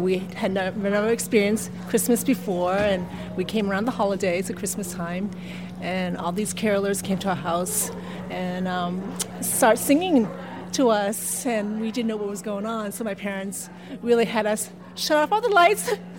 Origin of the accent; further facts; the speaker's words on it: Sandwich, Massachusetts, United States; also born or lived in Vietnam; We're like, from Sandwich, Massachusetts, and a small town.